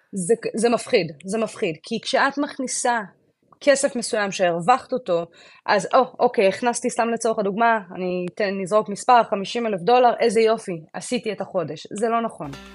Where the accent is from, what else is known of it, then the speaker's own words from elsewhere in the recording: Israel; now in Florida, United States; במקום שאומנם גדלתי בו, אבל הוא כבר היה לי פחות מוכר